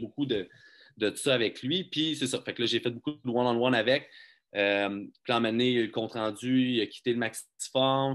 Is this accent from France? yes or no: no; Magog, Quebec, Canada; now in Quebec City, Canada; je suis natif de Magog. J'ai travaillé à Magog euh, jusqu'à 22 ans environ